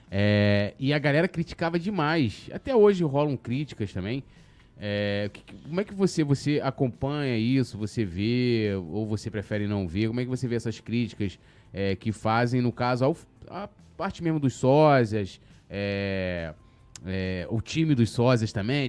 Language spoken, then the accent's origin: Portuguese; São Gonçalo, Rio de Janeiro, Brazil; eu vim de São Gonçalo